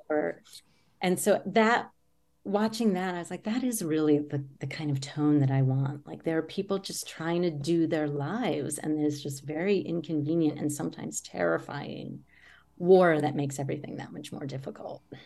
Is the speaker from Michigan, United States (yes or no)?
no; near Richmond, Virginia, United States; I grew up near Richmond, Virginia